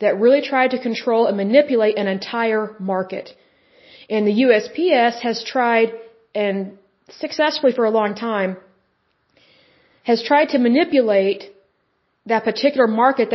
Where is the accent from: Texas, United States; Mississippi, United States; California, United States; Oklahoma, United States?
Oklahoma, United States; because I'm from Oklahoma, that's typically how we talk.